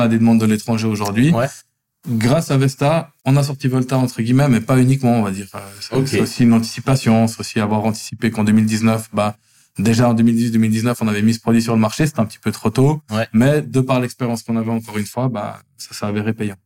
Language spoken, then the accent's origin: French; Lausanne, Vaud, Switzerland; je suis né et j'ai grandi à Lausanne. J'ai fait toutes mes écoles obligatoires à Lausanne